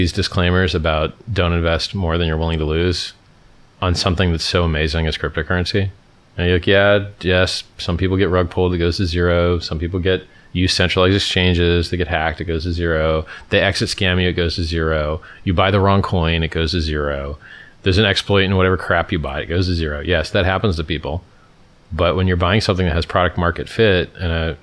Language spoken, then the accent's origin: English; Stockton, California, United States; accent: black accent; I'm from Stockton